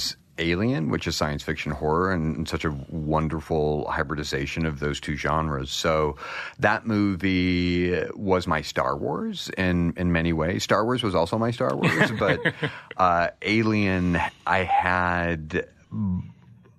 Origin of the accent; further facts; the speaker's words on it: United States; Small town in eastern Washington, western Idaho, called the Lewis Clark Valley